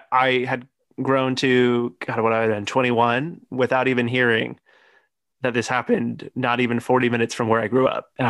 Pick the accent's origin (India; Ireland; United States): United States; Puyallup, Washington; I'm from the Puyallup-ish area